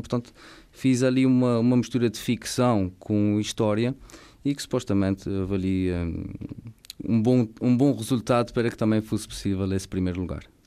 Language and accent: Portuguese; Ribeira Grande, Azores, Portugal; sou natural da Ribeira Seca, do Conselho da Ribeira Grande